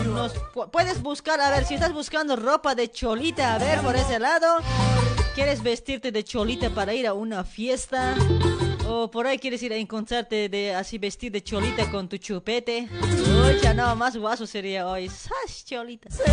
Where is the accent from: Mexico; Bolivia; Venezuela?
Bolivia; La Paz; now in Argentina; paseñita, así como yo